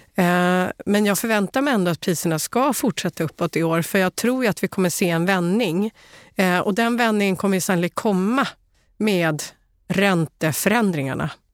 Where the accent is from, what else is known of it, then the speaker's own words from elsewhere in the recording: Sweden; Som svensk